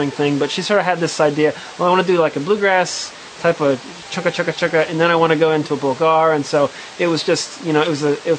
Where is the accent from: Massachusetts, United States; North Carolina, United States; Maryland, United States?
North Carolina, United States; I'm from North Carolina